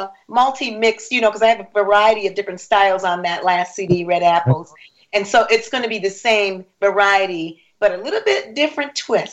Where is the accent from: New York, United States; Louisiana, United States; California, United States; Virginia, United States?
New York, United States; Rochester; also born or lived in Harrisburg, Pennsylvania; now in Orlando, United States; from Rochester, born in Rochester.